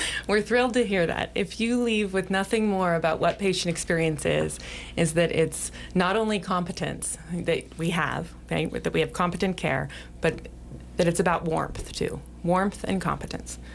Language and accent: English; Sheridan, Wyoming, United States; also born or lived in Billings, Montana / Arizona; I grew up here in Sheridan